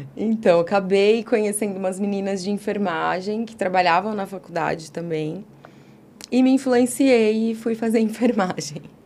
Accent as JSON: {"language": "Portuguese", "town": "Guarulhos", "region": "São Paulo", "country": "Brazil", "tie": "born or raised there", "also_born_or_lived": "Vila Mariana, São Paulo", "moved": "as an adult", "lives_now": "São Paulo, Brazil", "said": "nasci em Guarulhos, passei boa parte da minha vida lá, até mais ou menos uns 18, 20 anos"}